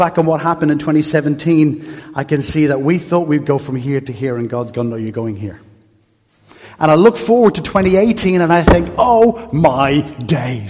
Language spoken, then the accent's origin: English; Dublin, Leinster, Ireland; also born or lived in Stoke-on-Trent; now in Naas, Ireland; I'm Irish. I was born in Dublin. But it wasn't home